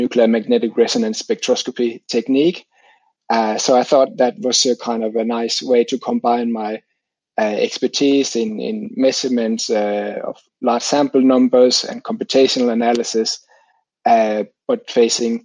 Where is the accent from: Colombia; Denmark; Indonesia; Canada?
Denmark; moved away as an adult; now in Finland; I grew up in Denmark